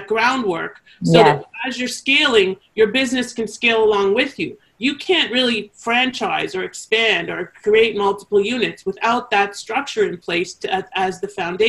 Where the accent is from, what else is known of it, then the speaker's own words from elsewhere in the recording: Canada; accent: Canadian; my Canadian accent.